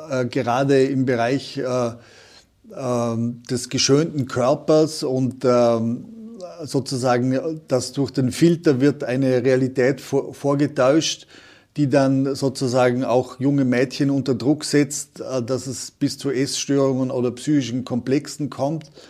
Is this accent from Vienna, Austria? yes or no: no; Vorarlberg, Austria; der Franz Jägerstätter hier in Oberösterreich oder bei uns in Vorarlberg war das der Provikar Karl Lampert